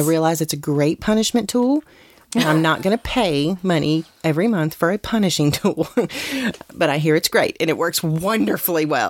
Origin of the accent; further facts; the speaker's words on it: West Virginia, United States; where I grew up in West Virginia